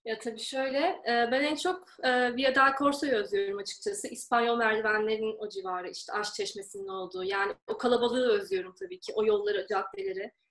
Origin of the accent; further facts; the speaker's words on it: İzmir, Turkey; moved away as an adult; now in Rome, Italy; İzmirliyim. İzmir'den katılıyorum yarışmaya.